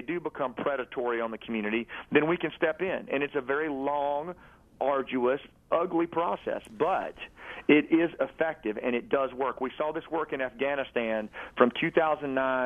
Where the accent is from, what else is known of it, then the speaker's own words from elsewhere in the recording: Arkansas, United States; who I grew up with in Arkansas